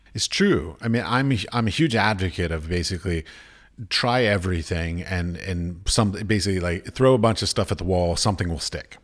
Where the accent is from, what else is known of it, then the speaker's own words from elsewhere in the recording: United States; moved away as an adult; I come from America